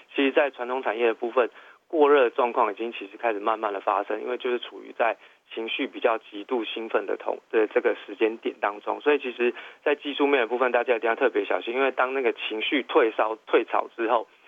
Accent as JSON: {"language": "Chinese", "country": "Taiwan", "said": "用我们台湾人的形容词"}